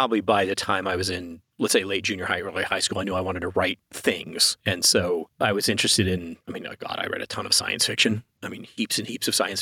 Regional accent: Texas, United States; moved away; I didn't grow up in any kind of wine drinking family. I grew up in Texas

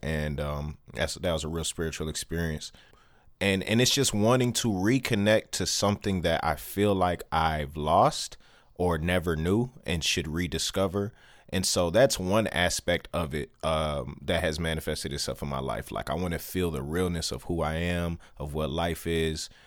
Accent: Detroit, Michigan, United States; born and raised in Detroit

